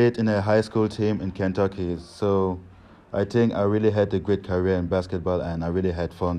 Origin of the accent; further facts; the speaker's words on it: Mettmann, North Rhine-Westphalia, Germany; I was born in 1979 in Mettmann, Nordrhein-Westfalen.